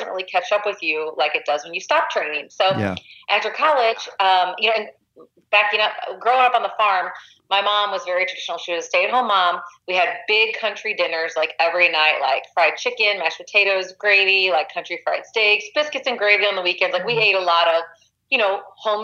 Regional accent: Missouri, United States; I grew up in a small town about an hour west of St. Louis, and I grew up on a farm.

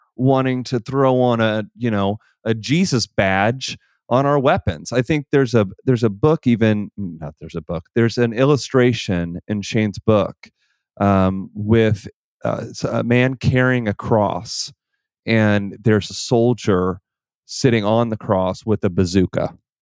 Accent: northwest Missouri, United States; I grew up in northwest Missouri in a very rural area

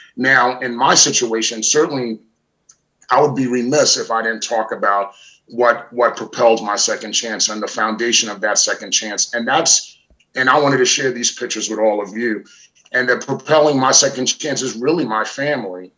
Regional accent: New York, United States; growing up in New York and growing up around different family and friends

